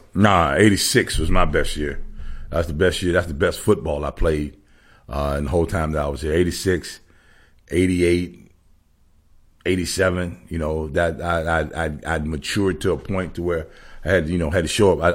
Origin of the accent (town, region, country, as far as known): Savannah, Georgia, United States; born or raised there; moved away